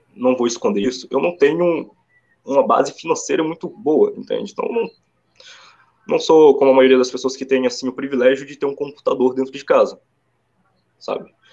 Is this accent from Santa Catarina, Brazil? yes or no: no; Sete Lagoas, Minas Gerais, Brazil; also born or lived in São Gonçalo / Itaboraí border, Rio de Janeiro; now in São Gonçalo, Brazil; eu vim de uma cidade bem assim no interior de Minas, chamada Sete Lagoas